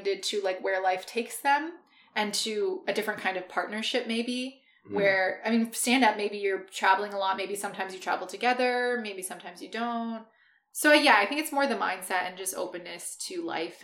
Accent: Ottawa, Ontario, Canada; moved away as an adult; also born or lived in Vancouver Island; now in Vancouver, Canada; I'm from Ottawa

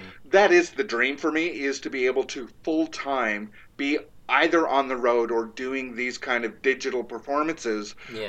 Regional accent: Toronto, Ontario, Canada; We're from Toronto, so why do they care?

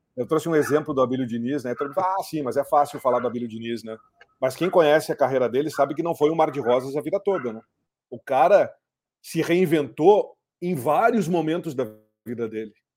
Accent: Cruz Alta, Rio Grande do Sul, Brazil; also born or lived in Porto Alegre / Rio de Janeiro; now in São Paulo, Brazil; eu nasci lá em Cruz Alta. É, de Cruz Alta fui para Porto Alegre, de Porto Alegre vim parar em São Paulo e nos últimos 22 anos estou aí entre São Paulo e Rio

